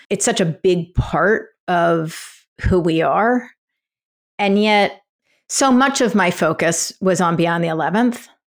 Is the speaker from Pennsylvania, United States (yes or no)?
yes; Philadelphia, Pennsylvania, United States; moved away; I grew up in Philadelphia